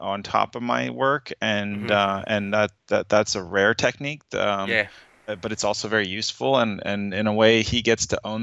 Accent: Northern California, United States; I started my humble beginnings where I grew up in Northern California

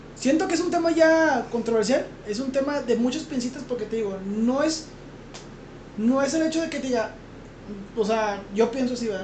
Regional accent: Mexico; Yo soy mexicano

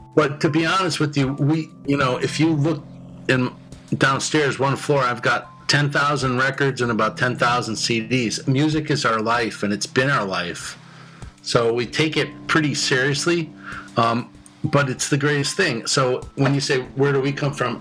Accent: Connecticut, United States; I grew up in Connecticut

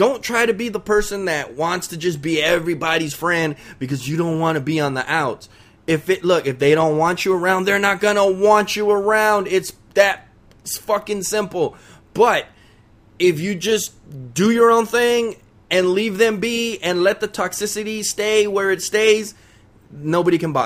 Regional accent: Los Angeles, California, United States; I'm from East LA. I'm a Mexican

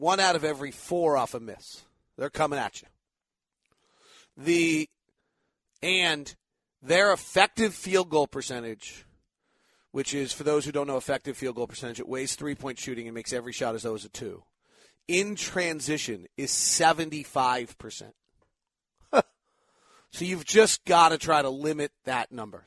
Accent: Menlo Park, California, United States; Menlo Park, which is exactly where I grew up

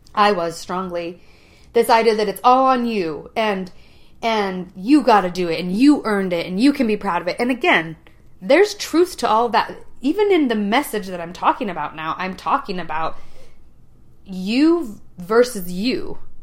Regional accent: Utah, United States; I grew up in Utah County

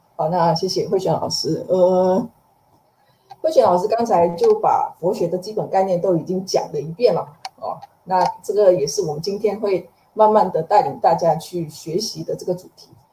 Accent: Malaysia; now in Taiwan; 我也是马来西亚人，那在M C O这段期间其实也是很心系，马来西亚的家人

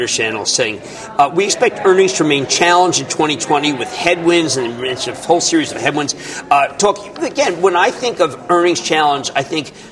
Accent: Philadelphia, Pennsylvania, United States; I'm from Philadelphia

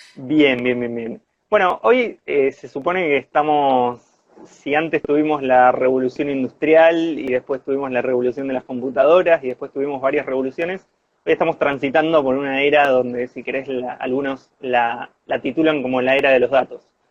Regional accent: Corrientes, Argentina; moved away as an adult; now in Bariloche, Argentina; primo de Francisco, eh, de Corrientes

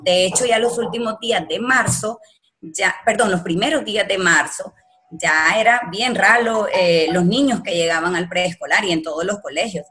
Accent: El Salvador; moved away as an adult; now in Nicaragua; yo soy salvadoreña y entonces toda mi familia

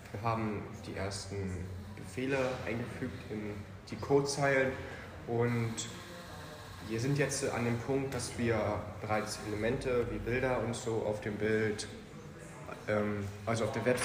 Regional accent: Calau, Brandenburg, Germany; ich komme aus Karlau und bin auch 15 Jahre alt.

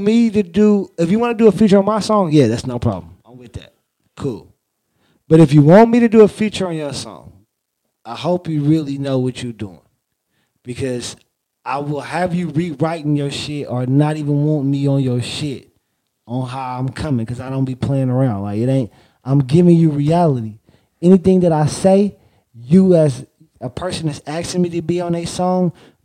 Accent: Oakland, California, United States; I'm from Oakland, California

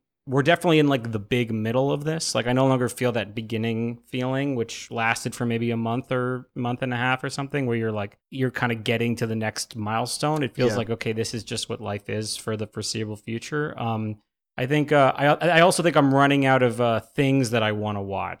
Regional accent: New York City, New York, United States; now in Los Angeles, United States; growing up in New York

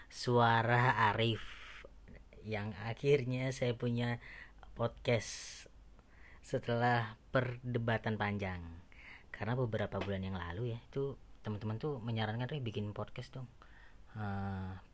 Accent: Surabaya, East Java, Indonesia; ngebahas tentang uh, apapun yang berbau Jawa karena saya dari Surabaya kan

